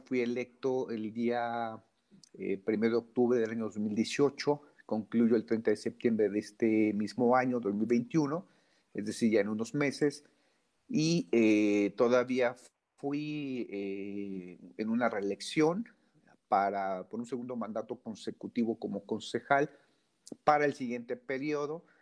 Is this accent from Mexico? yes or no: yes; Mexico City, Mexico; soy de la Ciudad de México